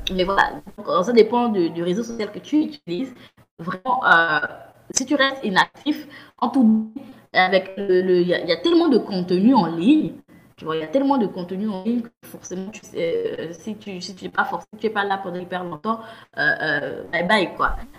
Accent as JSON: {"language": "French", "country": "Gabon", "tie": "born or raised there", "also_born_or_lived": "France / Cameroon", "said": "je suis euh, camerounaise, je suis née au Gabon grandi au Gabon"}